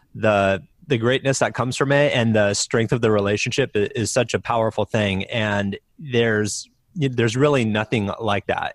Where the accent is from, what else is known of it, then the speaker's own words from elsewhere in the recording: Iowa, United States; I grew up in the Midwest in Iowa